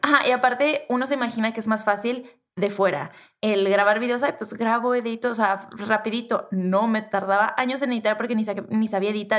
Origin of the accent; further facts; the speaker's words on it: Tijuana, Baja California, Mexico; accent: norteña, pocha; yo soy norteña y crecí en Tijuana y soy de frontera y hablo súper pocha